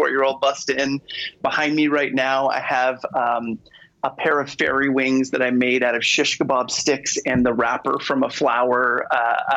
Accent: Maine, United States; moved away as an adult; also born or lived in Lebanon; now in Chile; I'm from Maine originally.

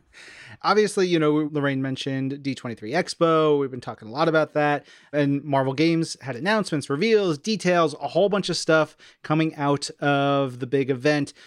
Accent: New York City, New York, United States; growing up around New York City and going into my mom's office with her

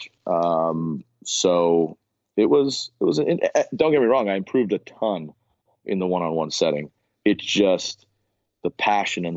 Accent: Miami, Florida, United States; growing up in Miami

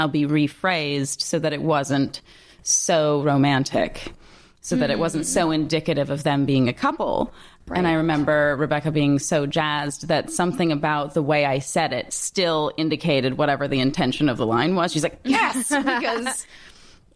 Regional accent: Toronto, Ontario, Canada; moved away; I grew up in Toronto and went to grade school there

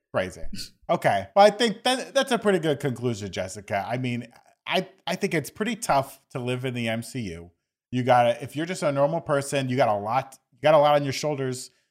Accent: Florida, United States; growing up in Florida

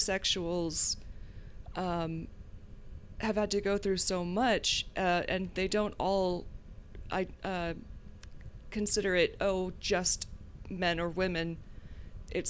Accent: the South, United States; but I grew up in the South, so that was not something that I could really explore, or so I thought.

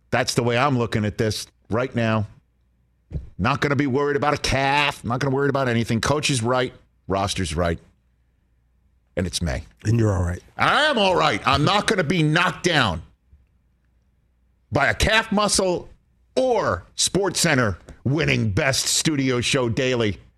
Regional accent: Staten Island, New York, United States; I'm from Staten Island.

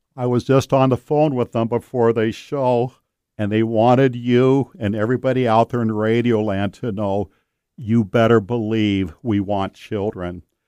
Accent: Marysville, Washington, United States; That's my hometown, Marysville

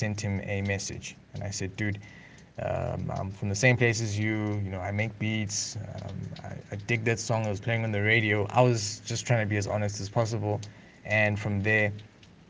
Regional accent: East London, Eastern Cape, South Africa; moved away as an adult; also born or lived in Lesotho / Uganda; I grew up in East London, in the Eastern Cape. I was there and right until matric

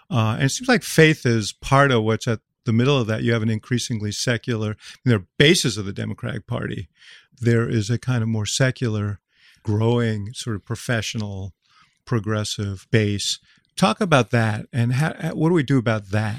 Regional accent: Chicago, Illinois, United States; I'm from Chicago

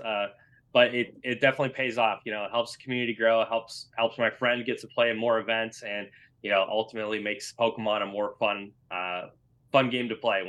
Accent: Iowa, United States; And then now I'm at a different store now back in my hometown. And just, you know, I help a lot with other organizers trying to get their leagues off the ground. We have even more stores that are trying to get off the ground here in Central Iowa.

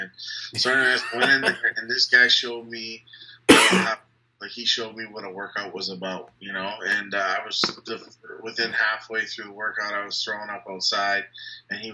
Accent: Windsor, Ontario, Canada; I'm born and raised in Windsor, my whole life

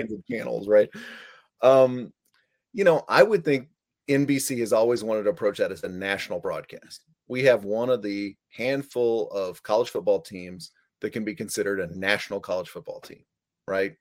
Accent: Dallas, Texas, United States; I grew up in Dallas, Fort Worth

